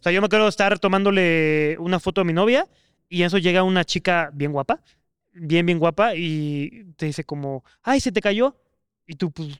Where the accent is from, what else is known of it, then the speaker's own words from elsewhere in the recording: Mexico; como mexicano o como, pues sí, local